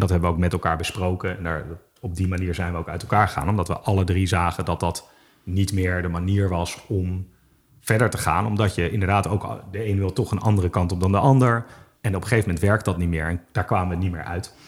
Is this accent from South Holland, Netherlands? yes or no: no; Amsterdam, North Holland, Netherlands; also born or lived in Utrecht; ik ben eh, in Amsterdam opgegroeid, geboren, opgegroeid, in Utrecht gestudeerd